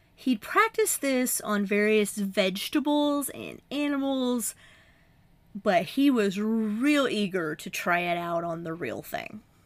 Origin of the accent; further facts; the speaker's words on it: Appalachia, United States; I'm from a more southern state. I'm from Appalachia.